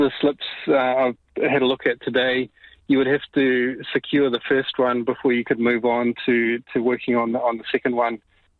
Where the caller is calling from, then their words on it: Karikari, Northland, New Zealand; Kia ora. Yes, I'm calling actually from Karikari